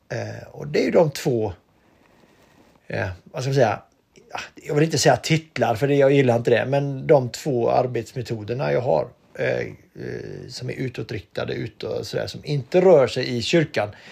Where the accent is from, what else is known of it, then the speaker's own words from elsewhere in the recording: Donsö, Västra Götaland, Sweden; moved away; På Donsö växte jag upp och hade en bra uppväxt